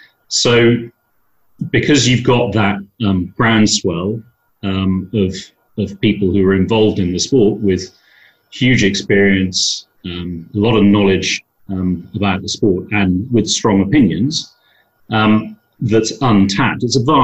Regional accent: Dublin, Leinster, Ireland; born there; Now, a little bit about my background. I was born in Dublin, but I'm a multinational. I'm a British, Irish, Swiss passport holder.

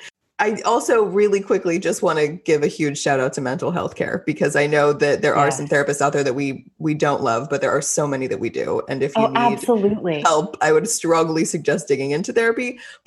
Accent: Texas, United States; I'm Texan.

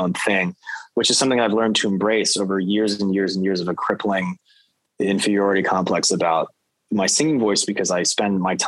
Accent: San Francisco, California, United States; I'm from San Francisco. It's a bit of a homecoming show

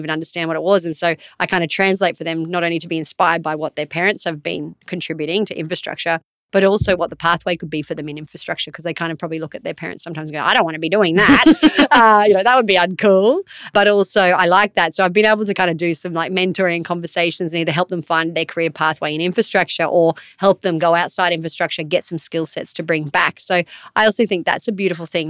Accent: North Queensland, Australia; growing up in North Queensland

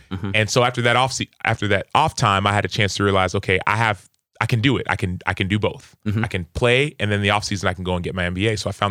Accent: Dallas, Texas, United States; So I'm first generation. So I grew up in Dallas, Texas, in a Nigerian household. We ate Nigerian food. We spoke Igbo and English.

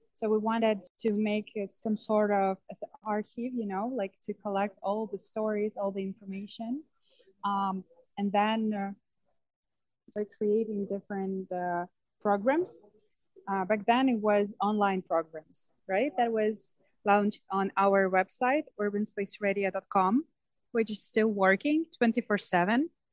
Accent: Ivano-Frankivsk, Ivano-Frankivsk Oblast, Ukraine; English is a second language; Ivano-Frankivsk, uh, my hometown, this much um, slower than let's say Kyiv

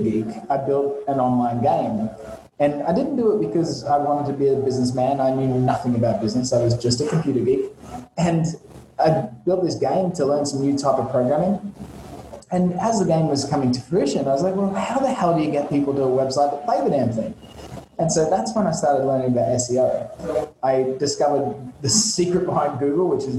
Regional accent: Australia; moved away as an adult; also born or lived in London / Vietnam; now in Saigon, Vietnam; I'm actually originally from Australia, in the land down under.

